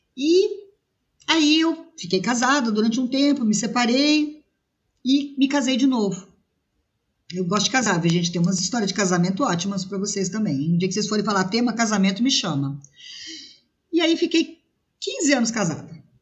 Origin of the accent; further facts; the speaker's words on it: São Paulo, Brazil; also born or lived in Rio de Janeiro; now in Guaratinguetá, Brazil; Morei, nasci de São Paulo, é, saí de São Paulo, fui morar no Rio de Janeiro, morei no Rio de Janeiro oito anos